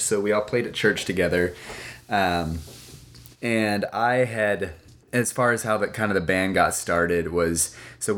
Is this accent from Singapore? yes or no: yes; Singapore; now in Austin, United States; I am from Singapore. That's where I grew up. But now I live in Austin, Texas